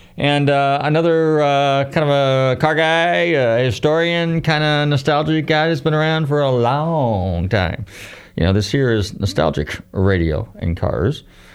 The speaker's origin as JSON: {"language": "English", "region": "Northern California", "country": "United States", "tie": "born or raised there", "said": "when I grew up in Northern Cal"}